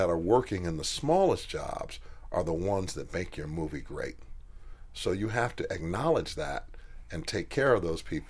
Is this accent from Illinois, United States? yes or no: yes; Chicago, Illinois, United States; I come from Chicago